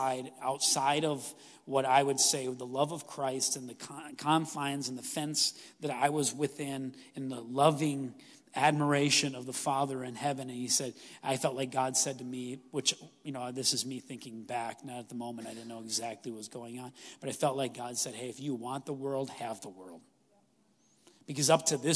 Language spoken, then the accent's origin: English; Stevens Point, Wisconsin, United States; I grew up in Stevens Point.